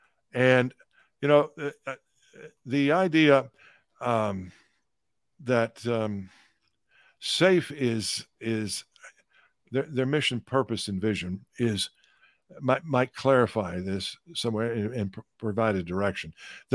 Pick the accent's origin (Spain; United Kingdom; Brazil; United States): United States; Texas; from the time I could speak in church when I was a kid growing up in East Texas.